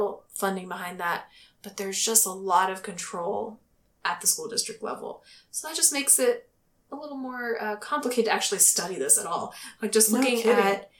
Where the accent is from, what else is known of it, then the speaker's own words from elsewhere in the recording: United States; I'm American